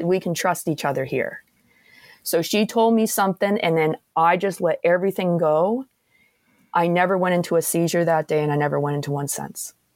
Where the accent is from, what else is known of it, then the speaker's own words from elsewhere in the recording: Antigonish, Nova Scotia, Canada; where I'm from in, uh, Antigonish area there